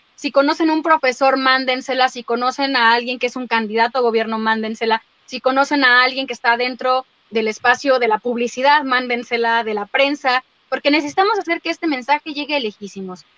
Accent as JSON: {"language": "Spanish", "country": "Mexico", "said": "yo soy mexicana, habito en este país por ahora"}